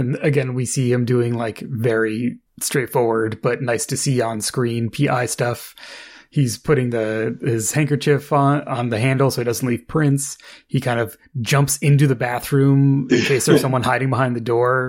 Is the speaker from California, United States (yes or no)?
yes; California, United States; Being a Californian.